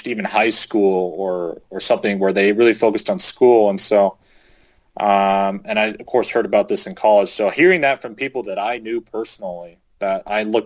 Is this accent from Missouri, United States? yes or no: no; Southern California, United States; moved away as an adult; also born or lived in Provo, Utah; I'm a guy from Southern California